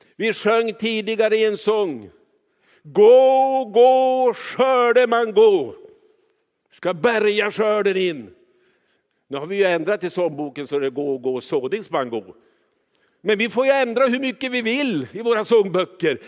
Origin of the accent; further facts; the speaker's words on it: Kiruna, Norrbotten County, Sweden; jag är uppvuxen i Kiruna